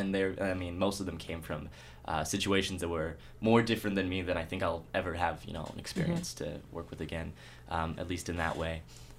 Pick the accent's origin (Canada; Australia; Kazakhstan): Canada; Alberta; also born or lived in United States; I was born in the States, and I was raised most of my life in Alberta.